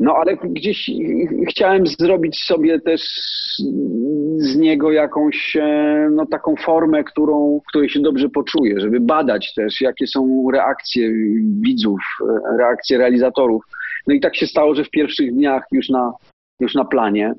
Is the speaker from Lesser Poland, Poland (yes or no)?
yes; Nowy Targ, Lesser Poland, Poland; Ja jestem z Nowego Targu